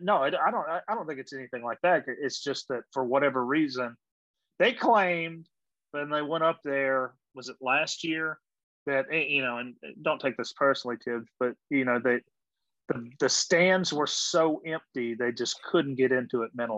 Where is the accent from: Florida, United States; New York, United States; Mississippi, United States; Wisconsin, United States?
Mississippi, United States; I grew up in Mississippi, so I've been hearing that for years.